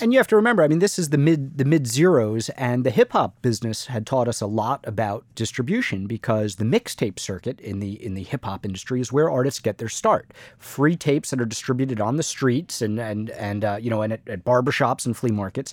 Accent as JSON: {"language": "English", "town": "Miami", "region": "Florida", "country": "United States", "tie": "born or raised there", "said": "our childhood growing up in Miami"}